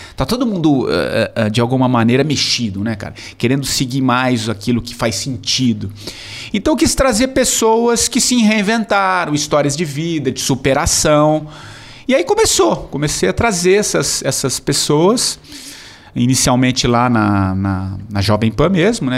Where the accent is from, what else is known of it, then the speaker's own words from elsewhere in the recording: São Paulo, Brazil; also born or lived in Tupã, São Paulo; Eu sou de São Paulo